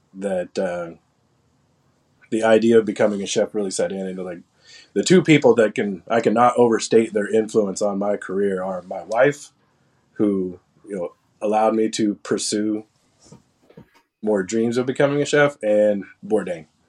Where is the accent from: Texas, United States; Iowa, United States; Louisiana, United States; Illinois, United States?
Texas, United States; Gainesville; I grew up in Gainesville, Texas. It's a really small town just south of the Oklahoma border